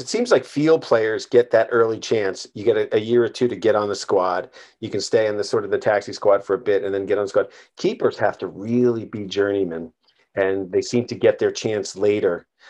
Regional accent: Ireland; also born or lived in Edinburgh; Well, I'm Irish. I've had enough of the Queen.

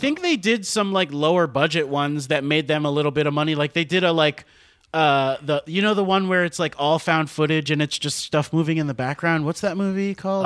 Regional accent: Miami, Florida, United States; moved away as an adult; also born or lived in Gainesville, Florida / New York; now in Los Angeles, United States; there's just something so, like, suburban about where I grew up in Miami

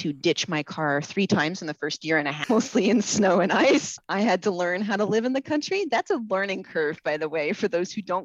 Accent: Ames, Iowa, United States; I grew up in Ames, Iowa

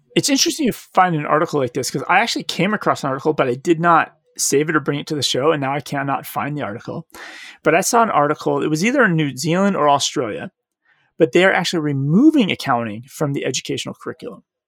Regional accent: Arizona, United States; I'm from Arizona

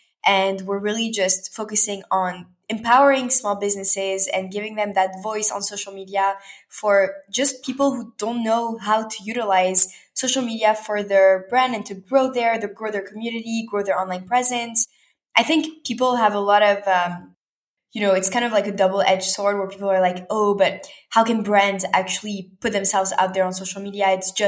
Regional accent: Canada; moved away as an adult; now in Tel Aviv, Israel; And actually after growing up in Canada, I studied in Tel Aviv and then I studied in New York and then went back to Paris for a bit and then back to Montreal during COVID.

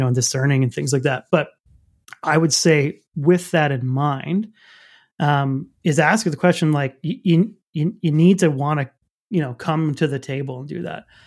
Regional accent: Canada; I'm French Canadian

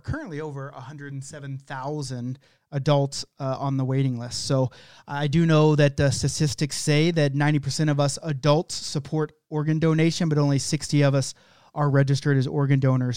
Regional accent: Oklahoma, United States; That's just how I say it, 'cause I'm from Oklahoma.

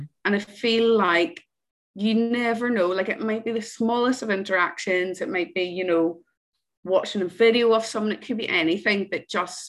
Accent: Northern Ireland, United Kingdom; when I was growing up in Ireland

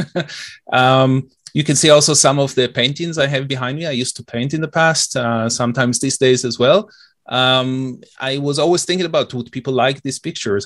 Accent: Israel; also born or lived in Detroit, United States / Oak Park, Michigan, United States; now in Toronto, Canada; I'm originally from Israel, and it's a bit, uh, tough, uh, even though I've been here for many years.

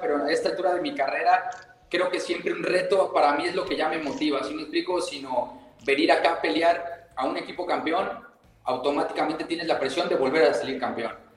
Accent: Mexico; moved away as an adult; now in Costa Rica; dejo abierta la, la, puerta a mi país, también mi familia

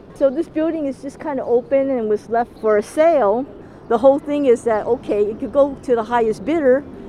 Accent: San Francisco, California, United States; Oh, well, I'm just a typical Chinese that was born and raised here in San Francisco and lived in Chinatown.

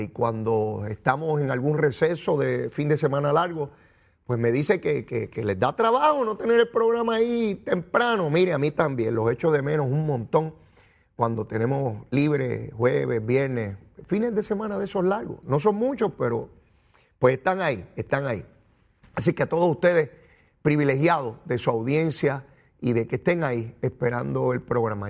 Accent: Puerto Rico; como nosotros, como la lengüita mía y una lengüita boricua

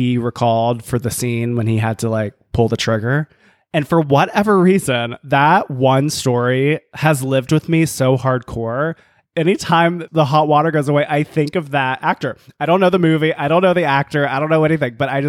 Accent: the South, United States; growing up gay in the South

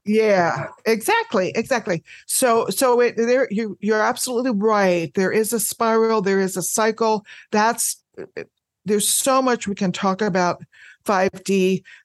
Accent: United States; I am an American. I live in the United States

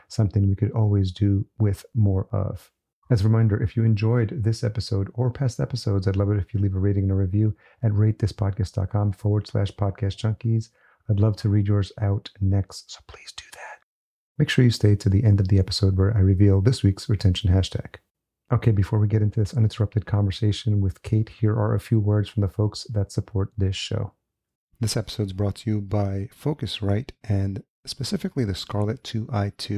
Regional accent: Yonkers, New York, United States; moved away as an adult; now in Minneapolis, United States; grew up in Yonkers.

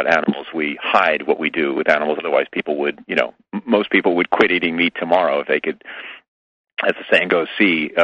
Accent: New York, United States; moved away as an adult; now in California, United States; I'm in California now, but I come from New York originally for the first 35 years of my life

